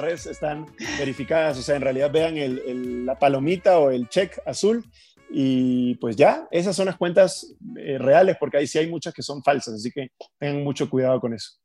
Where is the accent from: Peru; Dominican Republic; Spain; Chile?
Peru; moved away as an adult; now in Mexico; yo podía seguir creciendo en mi país, podía seguir teniendo lo que yo quería, pero la zona de confort a veces no es buena y yo en Perú llegué a tener una zona de confort importante